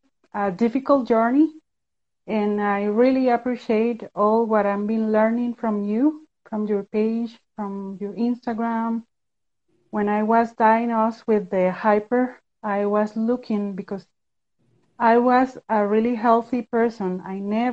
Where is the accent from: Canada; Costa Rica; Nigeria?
Costa Rica; I'm from Costa Rica. I'm living in Central America.